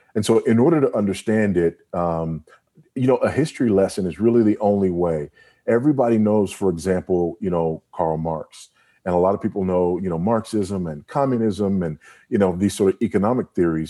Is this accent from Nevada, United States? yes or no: no; Los Angeles, California, United States; also born or lived in Houston; now in Lusaka, Zambia; I was born in, in Los Angeles and, you know, drug infested, gang infested South Central L A, born to a single